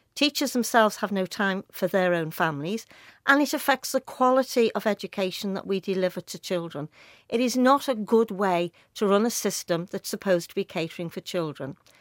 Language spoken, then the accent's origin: English; Liverpool, North West England, United Kingdom; I was brought up in Speke and Nogsy Green